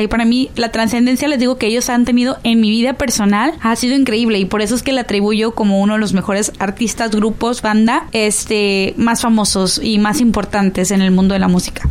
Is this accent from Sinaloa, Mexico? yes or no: yes; Sinaloa, Mexico; nosotros como sinaloenses